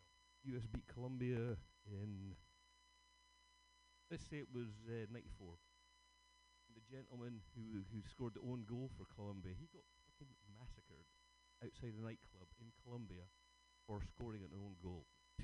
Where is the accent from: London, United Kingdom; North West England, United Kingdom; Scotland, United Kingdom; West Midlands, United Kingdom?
Scotland, United Kingdom; 20 miles from the Gorbals; I'm from just up from them, 20 miles away.